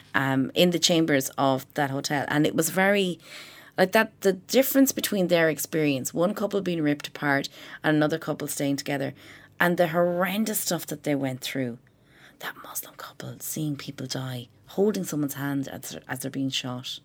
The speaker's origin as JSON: {"language": "English", "country": "Ireland", "said": "we're from Ireland"}